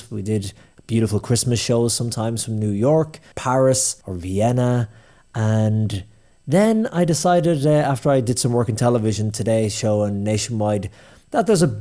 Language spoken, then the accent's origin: English; Ennis, Munster, Ireland; also born or lived in Limerick; mum and dad are from Scotland, but they've been living in Ennis for donkey's years. And yeah, grew up in Ennis and went to school in Rice College and then started when I was 16 or 17 in Clare FM